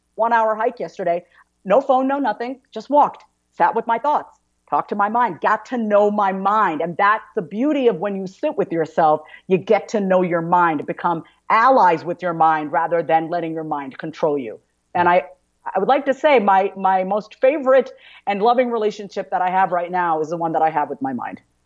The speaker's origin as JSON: {"language": "English", "area": "Long Island", "region": "New York", "country": "United States", "tie": "born or raised there", "said": "I grew up on Long Island, New York"}